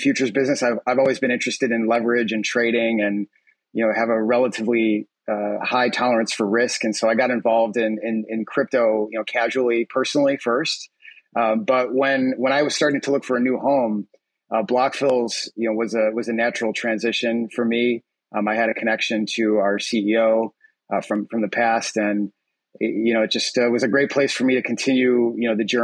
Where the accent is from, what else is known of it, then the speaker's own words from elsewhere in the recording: Chicago, Illinois, United States; also born or lived in Iowa; I grew up in the Chicagoland area